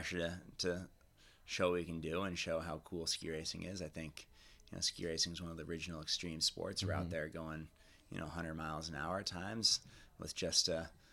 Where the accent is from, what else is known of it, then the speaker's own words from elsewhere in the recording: hometown of the 2002 Olympics, Utah, United States; having the Olympics in my hometown